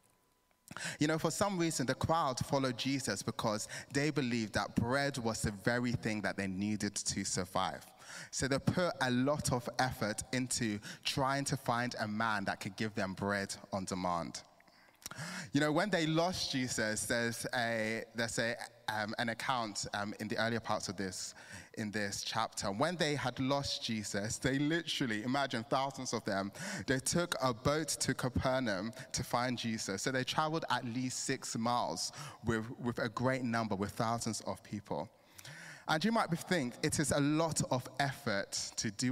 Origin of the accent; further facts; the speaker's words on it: Nigeria; now in England, United Kingdom; I'm Nigerian